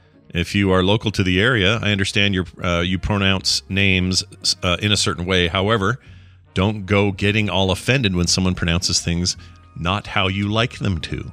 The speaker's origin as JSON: {"language": "English", "country": "Canada", "said": "all a boot since I'm Canadian."}